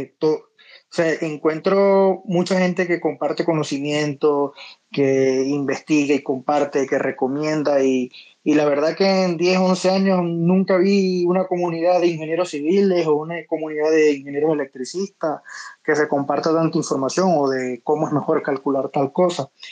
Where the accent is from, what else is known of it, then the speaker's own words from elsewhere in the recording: Venezuela; moved away as an adult; now in Medellín, Colombia; yo soy de Venezuela, pero me vine a Medellín